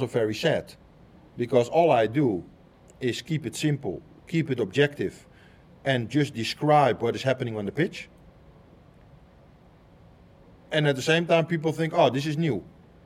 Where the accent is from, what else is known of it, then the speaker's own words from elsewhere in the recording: Netherlands; I am somebody from Holland, where Dutch people speak Dutch